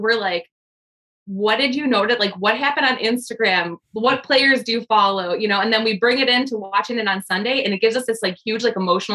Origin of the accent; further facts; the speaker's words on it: Chicago, Illinois, United States; we're born and raised in Chicago